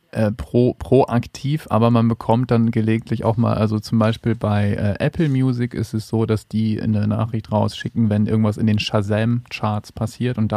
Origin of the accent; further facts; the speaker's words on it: Flachsmeer, Lower Saxony, Germany; Äh, auf einem kleinen Bauernhof, kleiner Familienbetrieb. Ähm, es war ursprünglich mal so ein, wir hatten so alles. So Schweine, dies, das, Ländereien, bisschen äh, Ackerland und so.